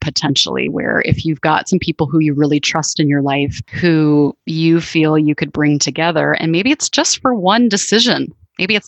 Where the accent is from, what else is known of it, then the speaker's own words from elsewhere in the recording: Canada; moved away; I grew up in Canada, and I have a sister who still lives up there